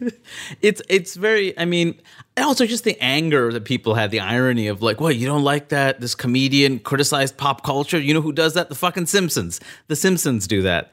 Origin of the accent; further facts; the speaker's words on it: New York City, New York, United States; moved away as an adult; also born or lived in Maine; I grew up in Queens, New York